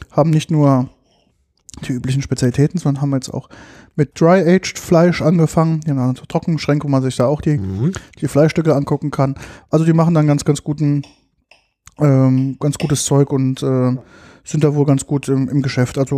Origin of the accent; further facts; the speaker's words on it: Rhineland-Palatinate, Germany; naja, ich bin halt Pfälzer und Saumagen was ich halt gerne.